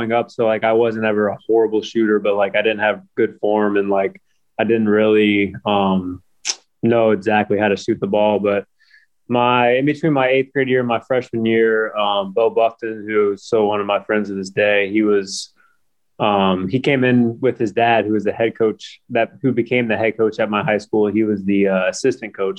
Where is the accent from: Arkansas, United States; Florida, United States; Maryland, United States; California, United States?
Florida, United States; Orlando; moved away as an adult; also born or lived in South Carolina / Spain; now in Montenegro; I grew up in Orlando, Florida.